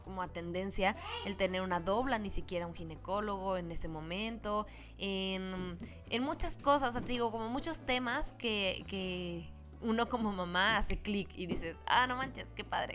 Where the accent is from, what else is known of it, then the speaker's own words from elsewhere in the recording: Mexico; como los mexicanos somos